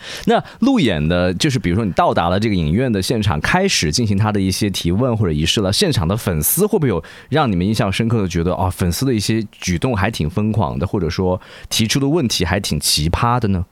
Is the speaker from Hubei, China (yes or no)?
yes; Wuhan, Hubei, China; 因为我是武汉人